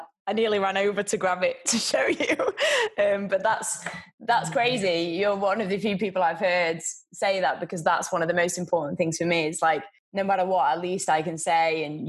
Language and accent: English; Yorkshire and the Humber, United Kingdom; I'm from the north, I'm from Yorkshire